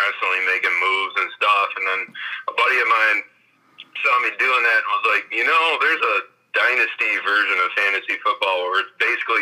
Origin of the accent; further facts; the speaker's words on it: Wisconsin, United States; I grew up in Wisconsin